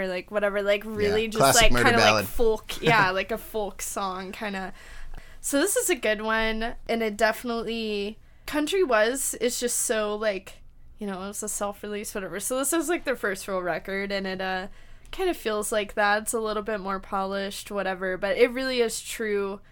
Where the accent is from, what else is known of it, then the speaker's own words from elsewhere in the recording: Mississippi, United States; I was in the middle of nowhere, Mississippi